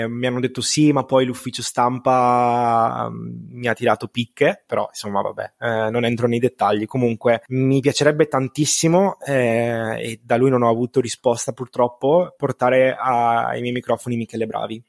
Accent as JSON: {"language": "Italian", "region": "Veneto", "country": "Italy", "said": "sono veneto"}